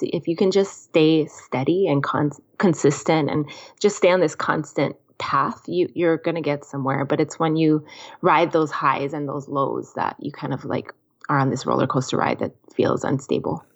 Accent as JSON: {"language": "English", "town": "Kona", "region": "Hawaii", "country": "United States", "tie": "born or raised there", "said": "named after my hometown"}